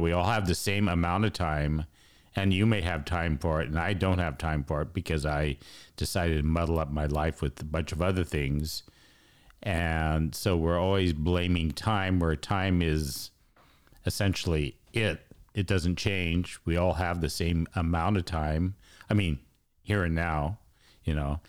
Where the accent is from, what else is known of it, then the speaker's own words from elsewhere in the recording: United States; I'm American